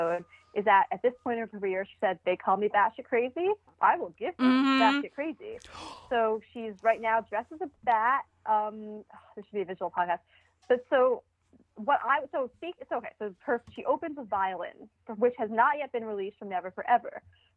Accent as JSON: {"language": "English", "region": "New York", "country": "United States", "said": "I'm Jewish from New York"}